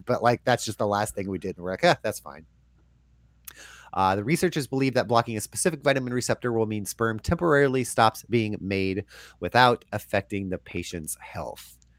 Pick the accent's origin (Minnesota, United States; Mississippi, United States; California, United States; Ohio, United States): California, United States; moved away as an adult; now in Portland, United States; I'm from California